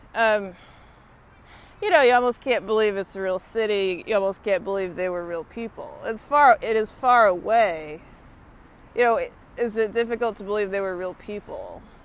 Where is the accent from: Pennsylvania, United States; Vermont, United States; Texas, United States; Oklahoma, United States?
Texas, United States; I'm from Texas. I'm a Longhorn